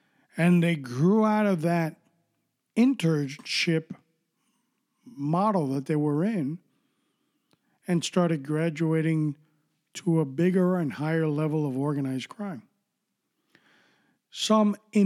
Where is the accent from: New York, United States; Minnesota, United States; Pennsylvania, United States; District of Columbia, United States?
New York, United States; New York City; I grew up in New York City